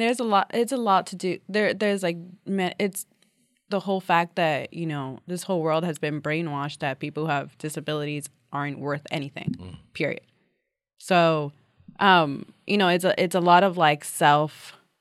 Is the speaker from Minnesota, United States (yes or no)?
no; New York City, New York, United States; I'm a New Yorker, born and bred.